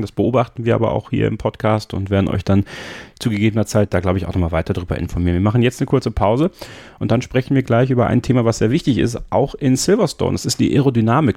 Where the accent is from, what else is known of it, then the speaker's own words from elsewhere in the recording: Sankt Vith, Wallonia, Belgium; Bin ja in St. Vitt geboren, das ist ungefähr in der Nähe von Spa-Francorchamps